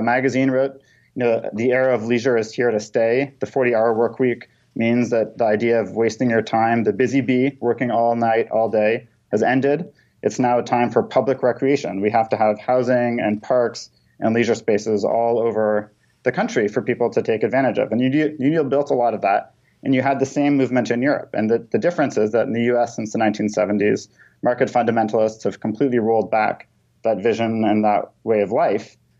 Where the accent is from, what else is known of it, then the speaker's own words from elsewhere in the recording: Toronto, Ontario, Canada; now in United States; I grew up in Toronto